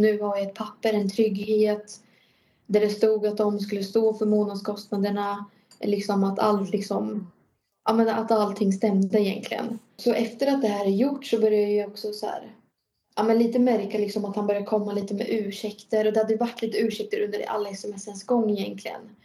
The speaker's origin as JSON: {"language": "Swedish", "town": "Norrköping", "region": "Östergötland", "country": "Sweden", "said": "jag är ju från Norrköping"}